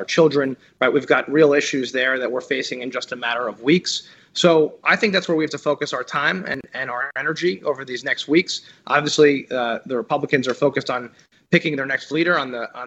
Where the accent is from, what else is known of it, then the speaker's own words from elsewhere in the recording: New Jersey, United States; I'm from Jersey